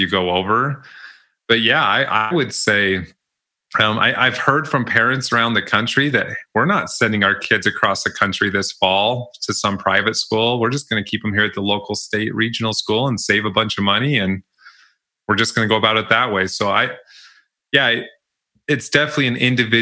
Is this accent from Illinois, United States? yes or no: no; Utah, United States; Even though I'm from Utah